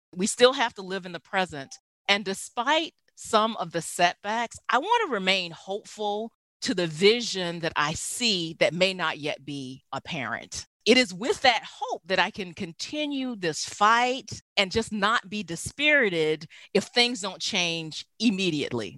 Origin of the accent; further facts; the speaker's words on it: the South, United States; moved away; I grew up in the South